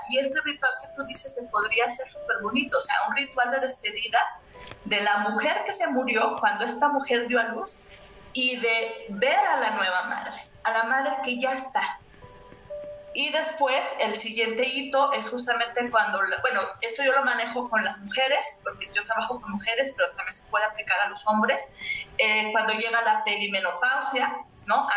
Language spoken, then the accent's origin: Spanish; Mexico; nosotras eh, como mexicanas